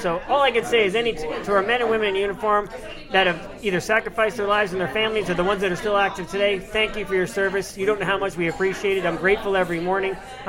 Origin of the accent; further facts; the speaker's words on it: New York, United States; now in Florida, United States; I grew up in New York.